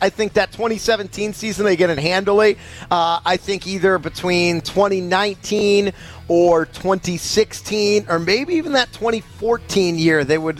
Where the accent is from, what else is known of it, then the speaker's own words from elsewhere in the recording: Boston, Massachusetts, United States; when I was growing up in the Boston area